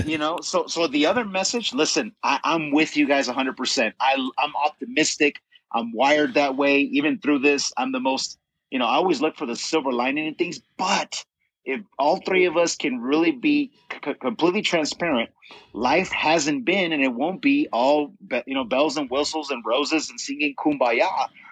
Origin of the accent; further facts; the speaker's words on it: United States; as American people